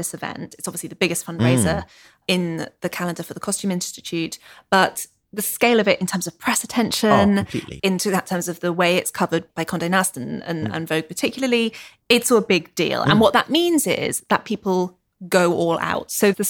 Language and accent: English; United Kingdom; Obviously, we love that because we're British.